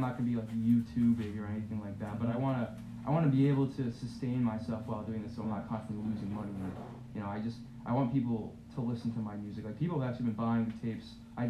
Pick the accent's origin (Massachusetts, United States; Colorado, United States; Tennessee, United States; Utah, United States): Massachusetts, United States; There were some like backyard shows where I'm from, because I'm from Massachusetts.